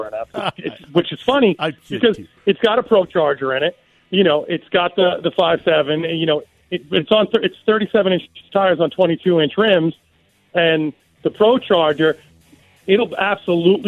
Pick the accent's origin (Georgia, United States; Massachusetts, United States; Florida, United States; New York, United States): New York, United States; I'm from New York